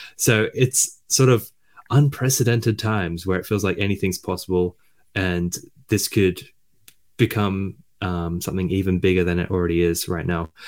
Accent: Australia; I'm Australian

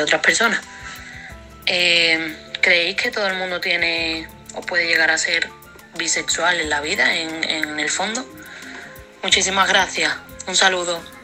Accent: Chiclana de la Frontera, Andalusia, Spain; soy de Chiclana, un pueblo de Cádiz

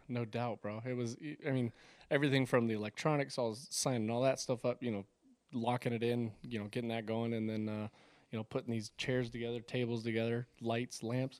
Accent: Las Vegas, Nevada, United States; I grew up on the east side of town.

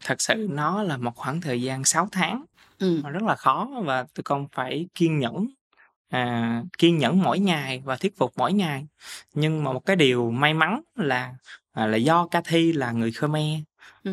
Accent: Mekong Delta, Vietnam; quê hương của miền Tây của mình

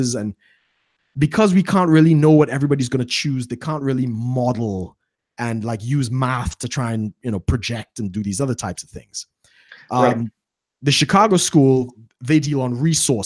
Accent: Trinidad & Tobago; growing up in Trinidad

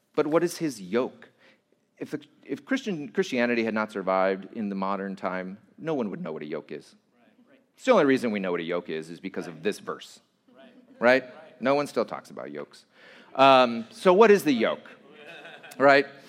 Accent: Santa Fe Springs, California, United States; I grew up at in Santa Fe Springs

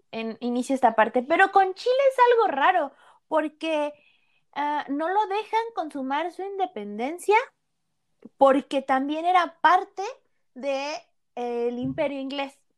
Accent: Mexico

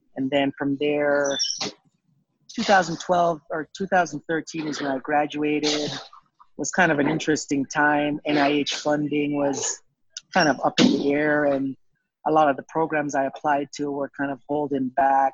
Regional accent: Jamaica; moved away as an adult; now in United States; I was born in the Caribbean, born in Jamaica lived there for 18 years

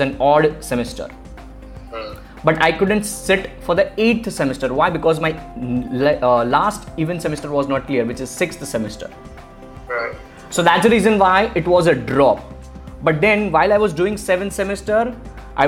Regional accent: India; as an Indian kid

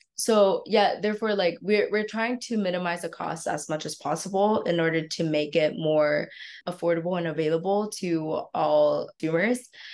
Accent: Vietnam; I'm from Vietnam.

